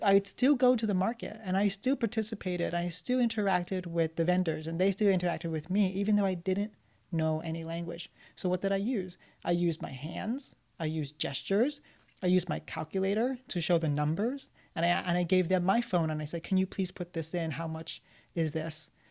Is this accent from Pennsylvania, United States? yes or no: yes; Philadelphia, Pennsylvania, United States; as a Vietnamese American living in Philadelphia